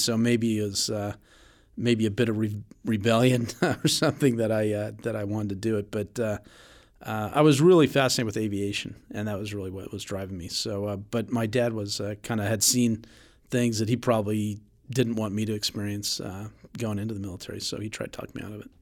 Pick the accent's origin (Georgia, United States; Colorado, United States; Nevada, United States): Nevada, United States; Reno; I was born in Reno, Nevada